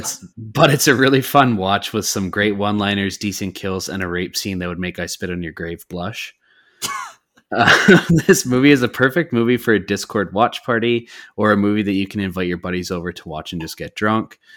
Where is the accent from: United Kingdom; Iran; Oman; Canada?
Canada; I'm Canadian.